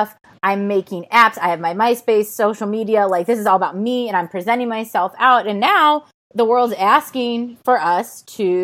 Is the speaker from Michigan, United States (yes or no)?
no; Chicago, Illinois, United States; now in Los Angeles, United States; I'm from Chicago